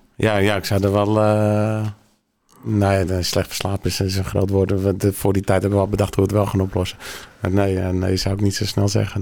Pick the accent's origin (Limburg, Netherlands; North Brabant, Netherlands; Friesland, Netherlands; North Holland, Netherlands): North Holland, Netherlands; Langendijk; geboren hier in, uh, in Langendijk